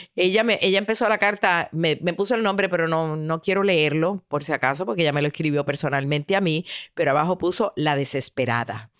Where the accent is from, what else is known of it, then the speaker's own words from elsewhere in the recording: Puerto Rico; como dicen en mi país, en Puerto Rico